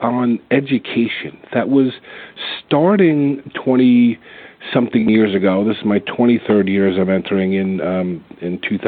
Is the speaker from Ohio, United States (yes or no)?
no; Roselle Park, New Jersey, United States; also born or lived in Elizabeth, New Jersey; So I grew up in Elizabeth till I was about 10 years old, moved to Roselle Park, and spent the most of my childhood in middle school and high school in Roselle Park